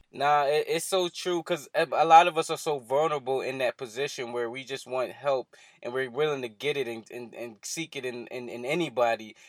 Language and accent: English; Philadelphia, Pennsylvania, United States; here in Philadelphia, in my hometown